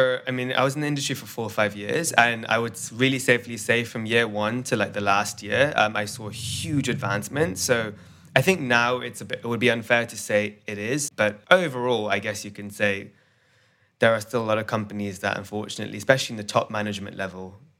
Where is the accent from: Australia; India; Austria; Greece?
India; No stereotypes, but you know, I'm Indian.